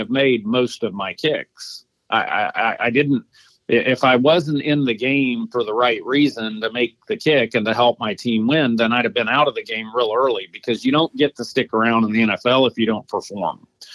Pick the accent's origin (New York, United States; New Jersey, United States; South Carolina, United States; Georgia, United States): Georgia, United States; Atlanta; my hometown, Atlanta.